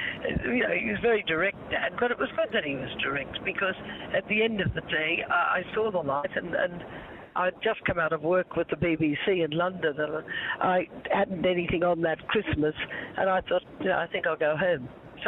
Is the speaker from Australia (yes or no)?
yes; Australia; accent: Australian; And I'd worked very hard to lose my Australian accent so I could get a job over there. And I got the part, and he found out that I was an Australian only because we were talking one day in the lunch break.